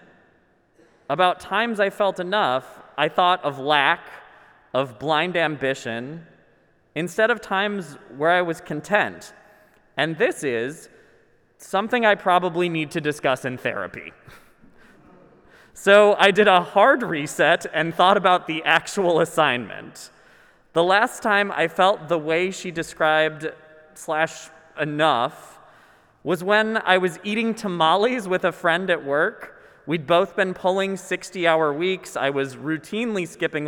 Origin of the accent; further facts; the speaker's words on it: Minnesota, United States; I'm Minnesotan